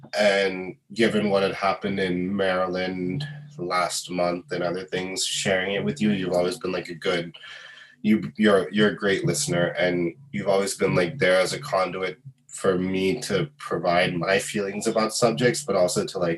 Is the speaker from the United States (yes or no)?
no; Bahrain; even though, like, I'm not Muslim, I did celebrate Eid when I was growing up in Bahrain.